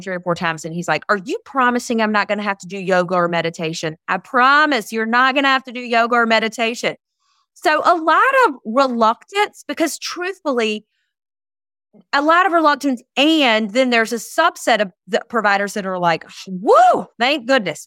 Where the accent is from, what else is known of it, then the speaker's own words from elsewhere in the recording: Eastern North Carolina, United States; also born or lived in Charlotte, North Carolina / Outer Banks, North Carolina; I am born and raised in Eastern North Carolina